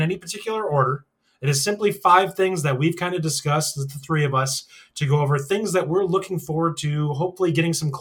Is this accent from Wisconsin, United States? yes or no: yes; Wisconsin, United States; I'm from Wisconsin, all right? I have an accent.